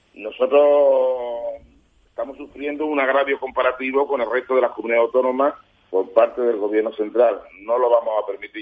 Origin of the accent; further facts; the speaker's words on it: Andalusia, Spain; a mí me duele personalmente como andaluz